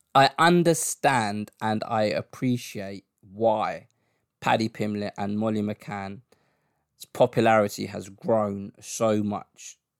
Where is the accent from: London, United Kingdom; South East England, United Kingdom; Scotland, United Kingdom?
London, United Kingdom; my hometown